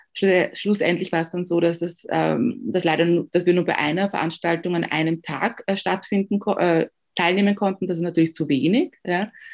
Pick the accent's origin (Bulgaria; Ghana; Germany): Ghana; now in Austria; ich komme aus Ghana.